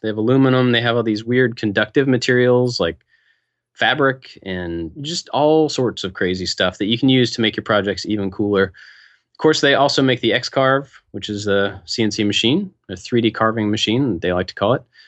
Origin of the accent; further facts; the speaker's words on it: Kentucky, United States; moved away; growing up in Kentucky